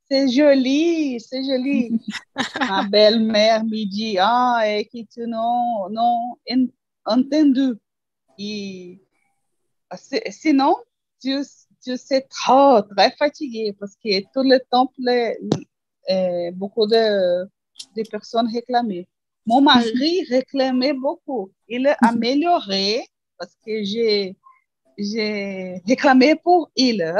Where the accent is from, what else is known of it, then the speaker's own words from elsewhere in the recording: Brazil; French is a second language; je suis brésilienne